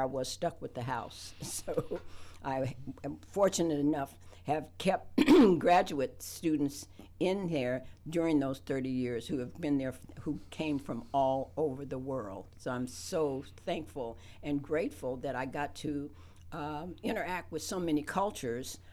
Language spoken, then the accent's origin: English; West Virginia, United States; now in Athens, United States; I grew up in West by God, Virginia